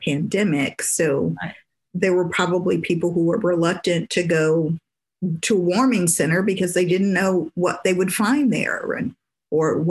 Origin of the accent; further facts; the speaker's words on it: Detroit, Michigan, United States; now in Texas, United States; I grew up in Michigan. I grew up in Detroit.